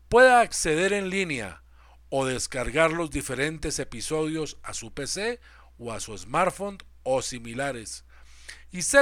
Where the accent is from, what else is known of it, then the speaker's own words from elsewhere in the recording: Colombia; Soy colombiano y vivo en Bogotá hace 35 años.